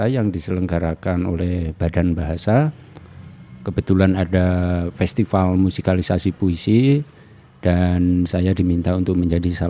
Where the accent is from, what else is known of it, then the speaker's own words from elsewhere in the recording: Sukabumi, West Java, Indonesia; born there; Saya lahir di Sukabumi meskipun kedua orang tua saya berasal dari Sleman, Jogja.